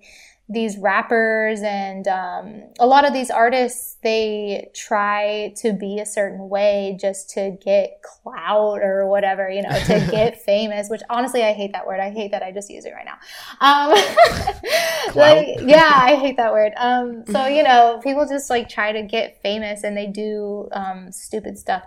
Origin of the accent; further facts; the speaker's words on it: Kansas City, Missouri, United States; also born or lived in Hollywood, Los Angeles; now in Los Angeles, United States; I'm from Kansas City